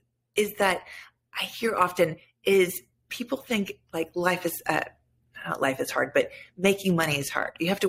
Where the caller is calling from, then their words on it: California, United States; I'm in Northern California, about an hour north of San Francisco.